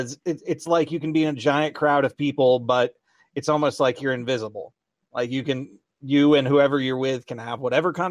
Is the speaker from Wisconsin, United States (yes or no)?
no; Chattanooga, Tennessee, United States; I grew up in Chattanooga